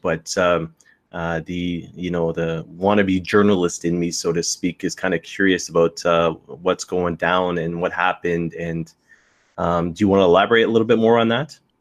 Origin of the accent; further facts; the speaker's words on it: the Maritimes, Canada; now in London, Canada; I grew up in the Maritimes